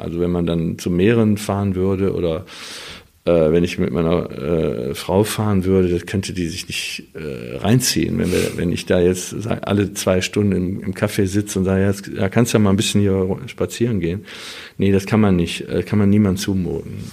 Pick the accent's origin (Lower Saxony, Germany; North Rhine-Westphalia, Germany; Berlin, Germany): North Rhine-Westphalia, Germany; Wuppertal; ich bin da oben am Öhlendal aufgewachsen